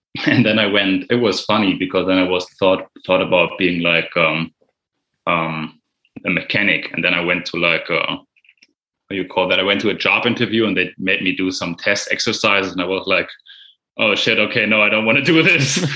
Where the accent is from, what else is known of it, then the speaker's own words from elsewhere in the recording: Germany; English is a second language; I'm from Germany